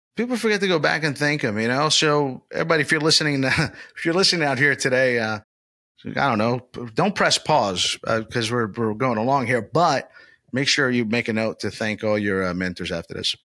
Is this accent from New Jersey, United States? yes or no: no; Orlando, Florida, United States; my hometown, Old Town, Orlando, Florida